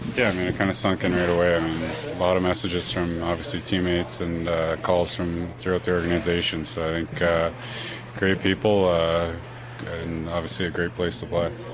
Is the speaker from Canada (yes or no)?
yes; Canada; being a Canadian kid playing in the Canadian market